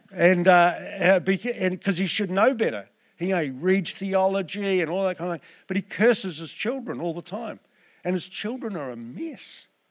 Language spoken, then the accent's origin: English; Southland, New Zealand; I'm from Southland